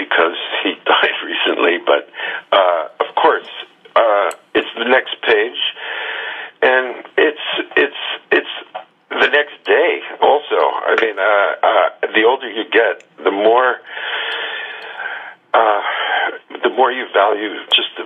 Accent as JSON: {"language": "English", "country": "United States"}